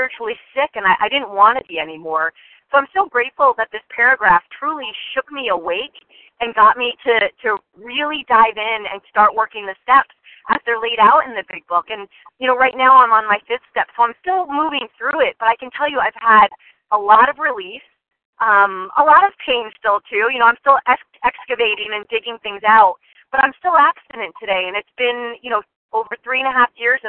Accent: New Jersey, United States; also born or lived in Western Massachusetts; now in Massachusetts, United States; I am from Western Massachusetts, originally a Jersey girl

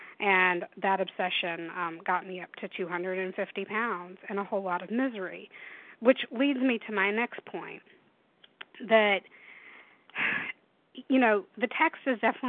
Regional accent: the South, United States; I grew up in the South in warm weather, and I am terrified of snow and ice.

